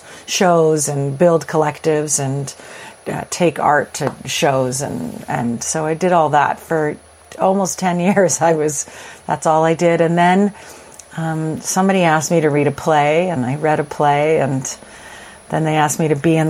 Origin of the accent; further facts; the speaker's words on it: Edmonton, Alberta, Canada; now in Toronto, Canada; I grew up in Edmonton, Alberta